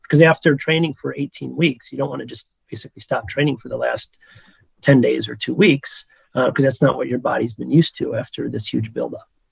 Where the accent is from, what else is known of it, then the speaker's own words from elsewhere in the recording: Michigan, United States; now in Chicago, United States; I'm originally from Michigan, as is my wife